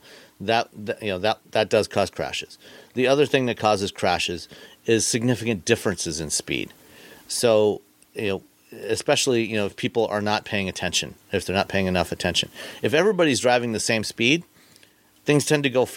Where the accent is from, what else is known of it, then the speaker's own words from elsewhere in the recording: Ontario, Canada; now in Michigan, United States; I grew up in Ontario, Canada